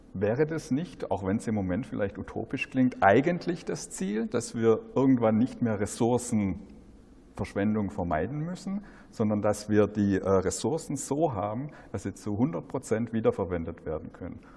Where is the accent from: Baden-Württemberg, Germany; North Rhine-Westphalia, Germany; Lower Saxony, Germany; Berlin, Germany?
Baden-Württemberg, Germany; Black Forest; ich komme ja aus dem Schwarzwald